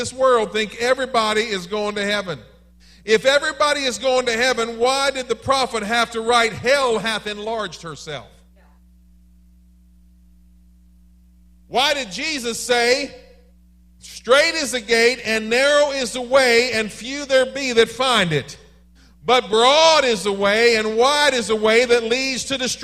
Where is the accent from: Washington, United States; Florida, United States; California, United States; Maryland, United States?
Maryland, United States; I am from Maryland